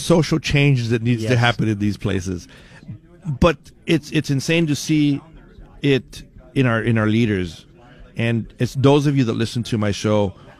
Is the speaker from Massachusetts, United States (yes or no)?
no; Douglas, Arizona, United States; I grew up in Arizona. Mm-hmm. I grew up in Douglas.